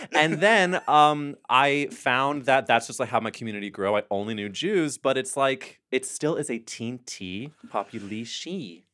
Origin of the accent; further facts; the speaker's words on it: St. Louis, Missouri, United States; I grew up in Missouri